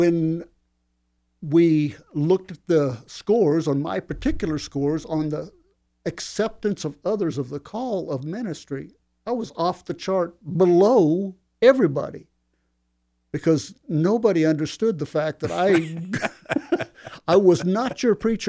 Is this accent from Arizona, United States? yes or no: yes; Phoenix, Arizona, United States; I transferred in Phoenix, where I grew up in Arizona.